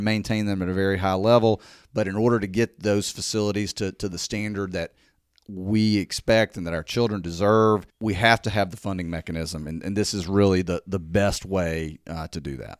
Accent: Jackson, Mississippi, United States; moved away as an adult; now in Hernando, United States; originally, uh, I'm from Jackson, Mississippi

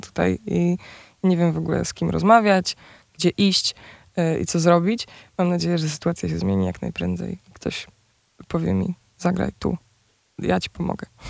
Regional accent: near Częstochowa, Silesian Voivodeship, Poland; now in Warsaw, Poland; jesteśmy obie z Częstochowy, spod Częstochowy w sumie

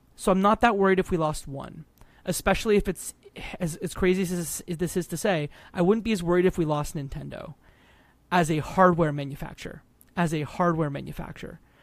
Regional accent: Detroit, Michigan, United States; I grew up across in Detroit, Michigan, two thousand eight, the Big Three. Like, I lived in a town that essentially did parts for the big three

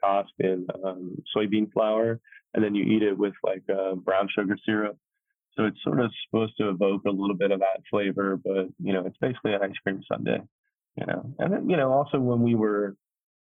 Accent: Kentucky, United States; also born or lived in New York City; now in Atlanta, United States; I grew up in Kentucky

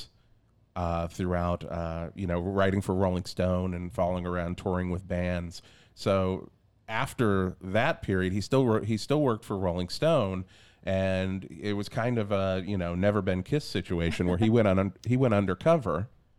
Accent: the South, United States; I grew up in the South

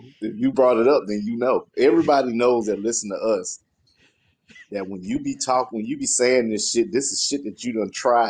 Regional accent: South Carolina, United States; now in North Carolina, United States; I stay in North Carolina, but I'm from South Carolina.

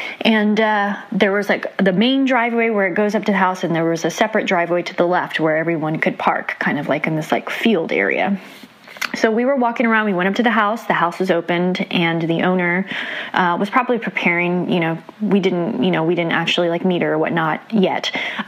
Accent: San Antonio, Texas, United States; now in Austin, United States; I'm from Austin, Texas, originally from San Antonio, Texas.

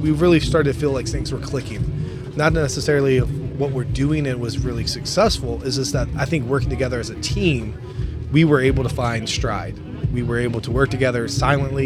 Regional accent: Louisville, Kentucky, United States; now in Minnesota, United States; We're originally from Louisville, Kentucky, and you know, both of us born and raised

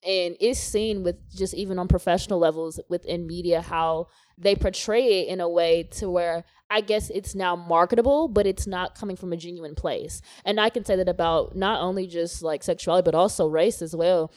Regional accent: the South, United States; growing up in the South

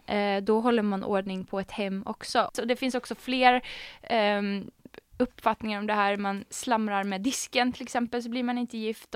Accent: Arvika, Värmland, Sweden; jag är ju uppväxt i Värmland, i Arvika

